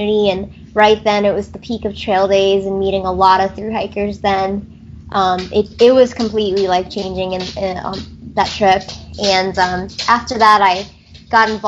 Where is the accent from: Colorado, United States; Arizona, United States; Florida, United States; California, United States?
Florida, United States; Gainesville; I'm originally from Gainesville, Florida. I was born here.